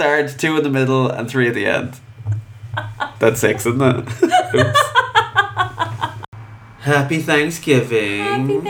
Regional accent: Ireland; And how we're Irish and we shouldn't give two fucks.

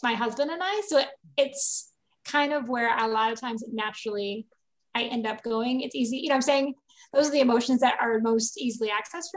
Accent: Michigan, United States; I grew up in Michigan

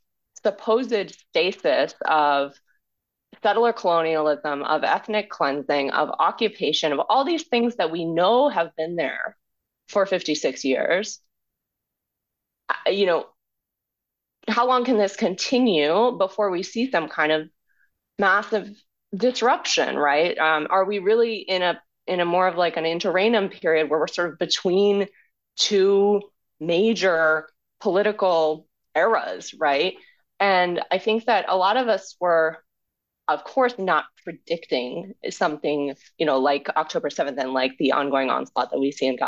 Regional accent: United States; as an American in the US

